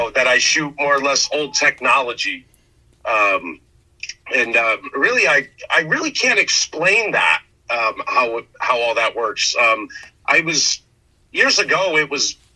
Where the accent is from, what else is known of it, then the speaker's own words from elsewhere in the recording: Connecticut, United States; I'm from Connecticut.